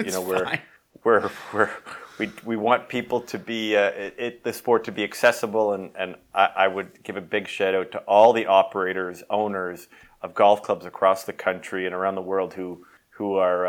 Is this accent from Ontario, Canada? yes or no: yes; Toronto, Ontario, Canada; Yes, I grew up in on the North York Scarborough border of Toronto. I went to Associated Hebrew School.